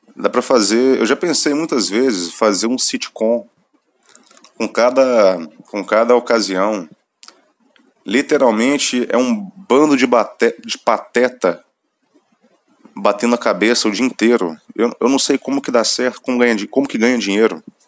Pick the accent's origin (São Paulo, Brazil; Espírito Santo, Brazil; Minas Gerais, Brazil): Minas Gerais, Brazil; eu sou mineiro, então vou usar meu, meus vícios de linguagem